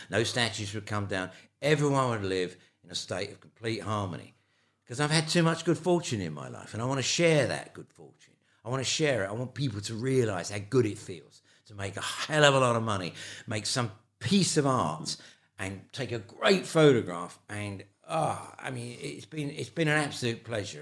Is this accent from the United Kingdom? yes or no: yes; London, United Kingdom; accent: London; also born or lived in Ireland; my London accent.